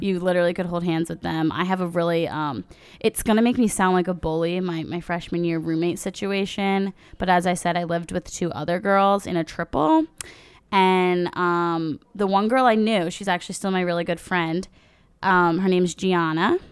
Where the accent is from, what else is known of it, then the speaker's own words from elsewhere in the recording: New Jersey, United States; We're from New Jersey, by the way, South Jersey.